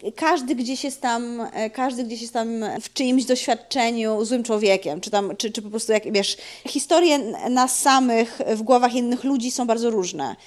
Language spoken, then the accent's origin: Polish; Gorzów Wielkopolski, Lubusz Voivodeship, Poland; moved away; also born or lived in Szczecin; przeprowadzili się, wiesz, do Gorzowa, kiedy ja się urodziłam